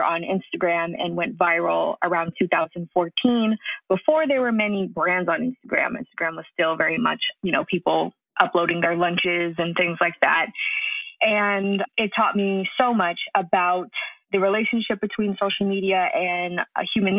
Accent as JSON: {"language": "English", "region": "New York", "country": "United States", "tie": "born or raised there", "said": "I was raised in New York by a father who is really into technology."}